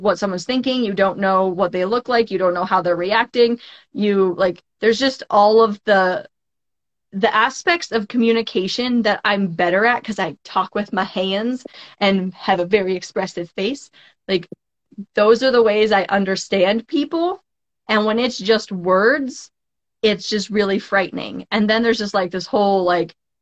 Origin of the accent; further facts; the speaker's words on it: Cheyenne, Wyoming, United States; moved away as an adult; also born or lived in Bozeman, Montana; I grew up in Cheyenne, and then I went to school in Bozeman, Montana